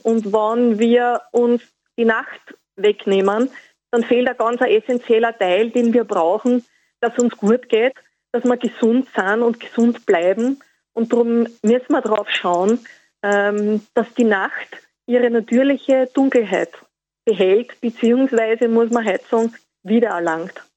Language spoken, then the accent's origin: German; Austria; bei uns in Österreich